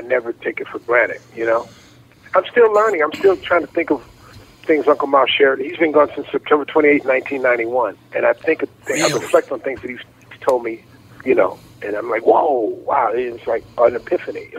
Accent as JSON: {"language": "English", "town": "Chicago", "region": "Illinois", "country": "United States", "tie": "born or raised there", "said": "I grew up in Chicago, Illinois"}